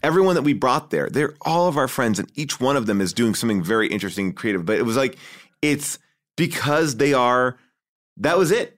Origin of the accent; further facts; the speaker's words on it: Long Island, New York, United States; I grew up in, uh, Long Island, uh, right outside of New York City